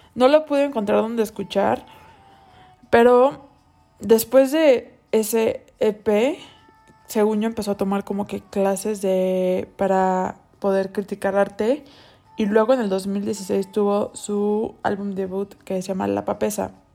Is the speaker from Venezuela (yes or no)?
no; Cancún, Quintana Roo, Mexico; moved away; yo nací en Cancún y ahí viví gran parte de mi vida